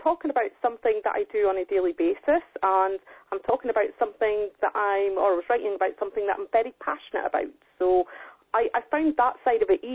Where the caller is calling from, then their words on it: Angus, Scotland, United Kingdom; I'm calling from Angus in Scotland